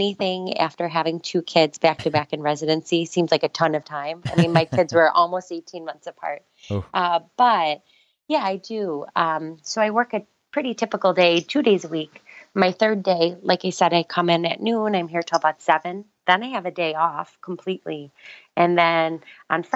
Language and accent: English; East Coast, United States; I'm from the East Coast.